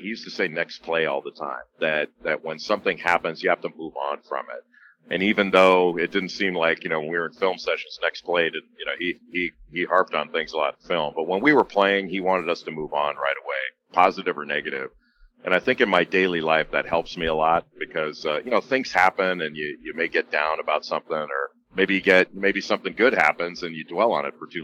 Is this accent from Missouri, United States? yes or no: no; Los Angeles, California, United States; I grew up in Los Angeles